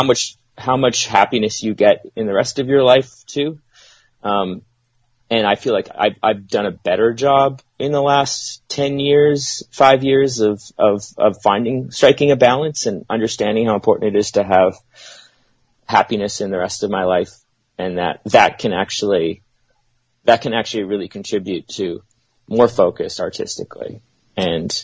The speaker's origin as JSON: {"language": "English", "town": "Winnipeg", "region": "Manitoba", "country": "Canada", "said": "we're from Winnipeg, Manitoba, Canada"}